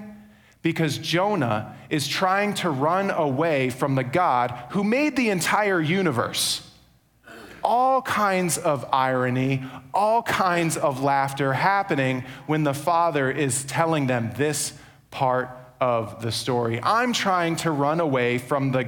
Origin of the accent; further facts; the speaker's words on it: New York, United States; now in Charlotte, United States; I'm from New York